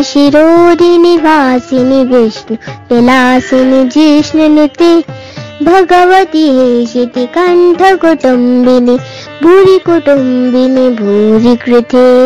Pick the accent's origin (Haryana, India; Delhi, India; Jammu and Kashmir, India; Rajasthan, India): Haryana, India; Rohtak; born there; मेरा जन्म हरियाणा के रोहतक शहर में हुआ है